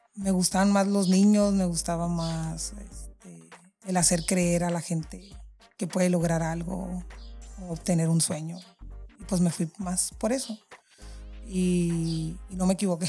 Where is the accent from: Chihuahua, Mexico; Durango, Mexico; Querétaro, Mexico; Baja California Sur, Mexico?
Baja California Sur, Mexico; San José del Cabo; soy orgullosamente chollera. Nací aquí en San José del Cabo